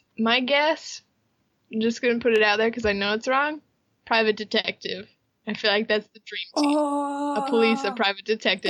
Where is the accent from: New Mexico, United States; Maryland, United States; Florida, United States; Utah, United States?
Utah, United States; moved away as an adult; now in Japan; we grew up in Utah.